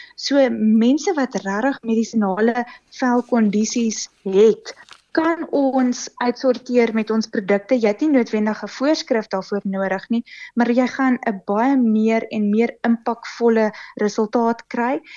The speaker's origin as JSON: {"language": "Afrikaans", "town": "Pretoria", "region": "Gauteng", "country": "South Africa", "tie": "born or raised there", "also_born_or_lived": "Kempton Park", "said": "ek was gebore in in Pretoria"}